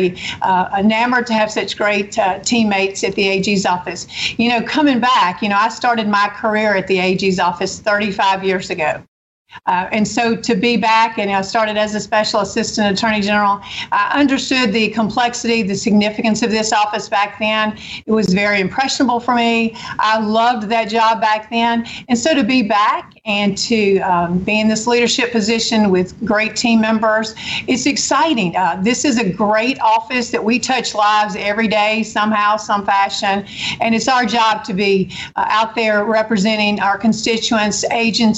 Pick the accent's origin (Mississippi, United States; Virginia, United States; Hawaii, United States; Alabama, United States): Mississippi, United States; Holly Springs; also born or lived in Madison, Mississippi; now in Jackson metro area, United States; I was so blessed and so fortunate to grow up in Holly Springs, a small town